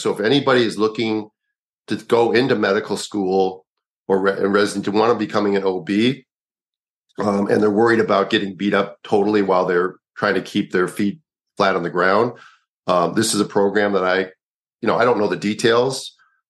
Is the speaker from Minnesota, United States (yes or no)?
yes; Minneapolis, Minnesota, United States; moved away; also born or lived in Kanab, Utah / Chicago; He was my little cousin when I was growing up in Minneapolis